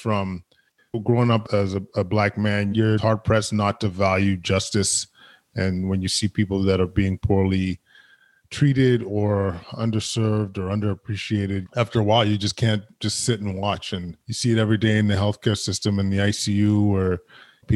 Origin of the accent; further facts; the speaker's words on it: Edmonton, Alberta, Canada; now in Ottawa, Canada; I grew up in Edmonton, very loving household.